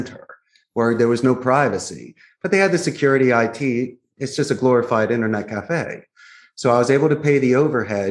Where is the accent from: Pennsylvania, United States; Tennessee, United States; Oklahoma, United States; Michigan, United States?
Pennsylvania, United States; Philadelphia; moved away as an adult; now in Costa Rica; I'm not from Costa Rica. I'm from Philadelphia.